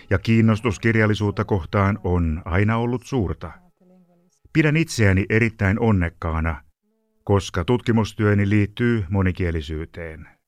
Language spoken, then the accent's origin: Finnish; Transylvania, Romania; Finnish is a second language; Kasvoin Transilvaaniassa, Romaniassa – aikana jolloin unkarilaista vähemmistöä pidettiin vähäpätöisinä kansalaisina. Meillä oli kuulemma aina aksentti, kun puhuimme romaniaa, joka oli koulukieli.